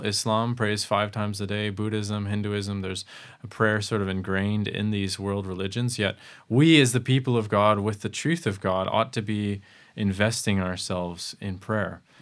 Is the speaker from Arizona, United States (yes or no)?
yes; Arizona, United States; I come from the Grand Canyon